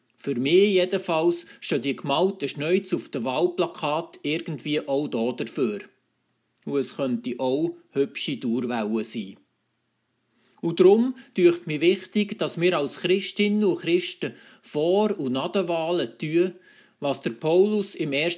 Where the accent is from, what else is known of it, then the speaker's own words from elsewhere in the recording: Switzerland; bei uns in der Schweiz